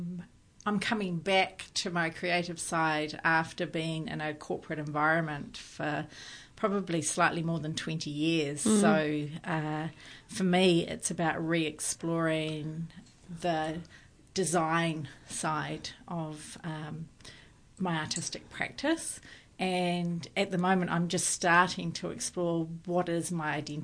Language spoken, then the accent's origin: English; New Zealand; being a New Zealander, my European